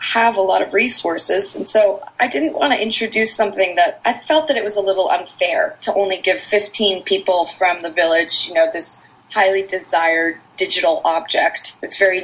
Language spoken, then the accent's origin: English; Maine, United States; I grew up in Maine